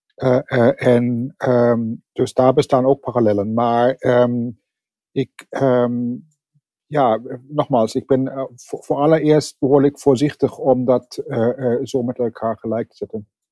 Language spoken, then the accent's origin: Dutch; Germany; accent: German; Dutch is a second language; now in The Hague, Netherlands; Ik eh, ben van oorsprong Duits. Dat kunt u misschien nog horen aan mijn accent. Dat eh, leer ik niet meer af.